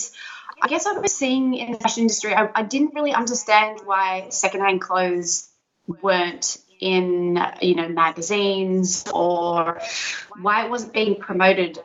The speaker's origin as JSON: {"language": "English", "town": "Sydney", "region": "New South Wales", "country": "Australia", "said": "I'm from Sydney"}